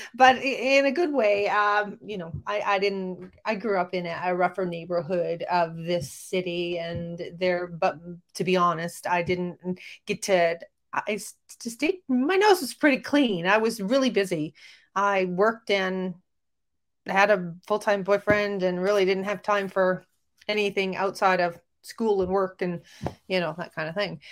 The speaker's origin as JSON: {"language": "English", "country": "Canada", "also_born_or_lived": "Calgary, Alberta", "said": "I'm a Canadian"}